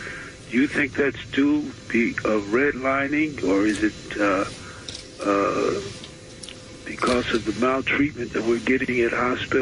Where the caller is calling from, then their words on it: New York City, New York, United States; Yeah, I'm calling from Brooklyn.